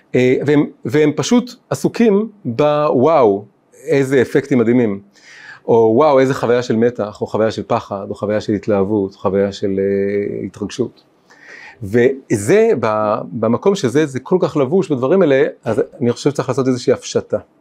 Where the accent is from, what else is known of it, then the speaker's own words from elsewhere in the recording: Tel Aviv, Tel Aviv District, Israel; אני גדלתי פה קרוב, בתל אביב